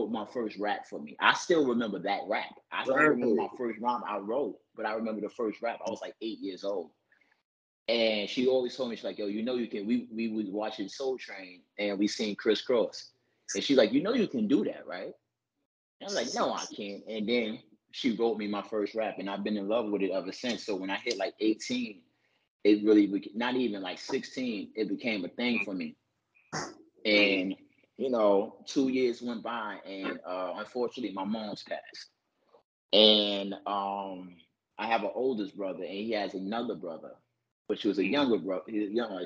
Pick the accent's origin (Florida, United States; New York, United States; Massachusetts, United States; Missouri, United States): New York, United States; New York City; I'm from New York City, born and raised, Harlem, Brooklyn, Bronx